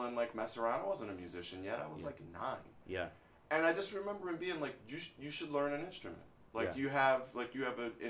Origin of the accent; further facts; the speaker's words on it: Philadelphia, Pennsylvania, United States; I grew up in Philly